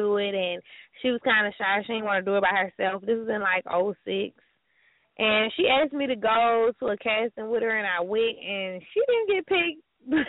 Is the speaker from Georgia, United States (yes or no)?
yes; Atlanta, Georgia, United States; moved away as an adult; I'm originally from Atlanta